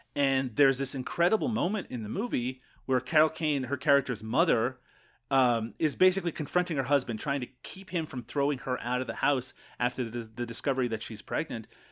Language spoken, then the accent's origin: English; Canada; We're Canadian